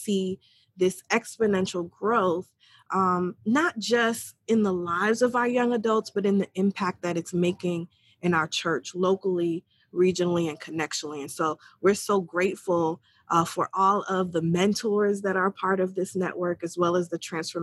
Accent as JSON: {"language": "English", "region": "New York", "country": "United States", "tie": "born or raised there", "said": "I am originally from New York. I'm the child of immigrants. Far Rockaway, New York, so inner city urban area."}